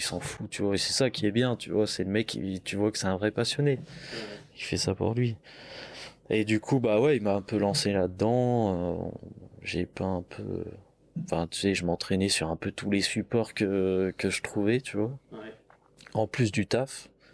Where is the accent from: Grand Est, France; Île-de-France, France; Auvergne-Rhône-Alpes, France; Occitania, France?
Auvergne-Rhône-Alpes, France; countryside near Chavanay, originally Lyon; on est de Lyon et mes parents ils sont venus à la campagne euh, quand on était petit. Donc on a toujours grandi